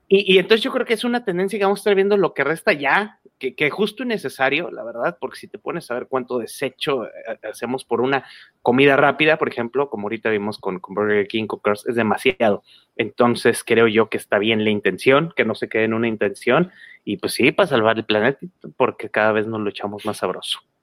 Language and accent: Spanish; Mexico; aquí en México